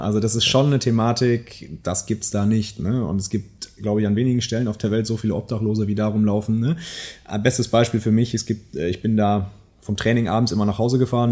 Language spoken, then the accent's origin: German; Münsterland, North Rhine-Westphalia, Germany; moved away as an adult; also born or lived in Silicon Valley; ich bin ja selber Münsterländer, äh, ja. Urmünsterländer